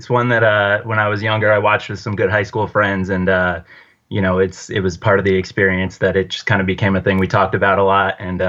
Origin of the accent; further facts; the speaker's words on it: New Jersey, United States; I'm from North Jersey, just outside the city.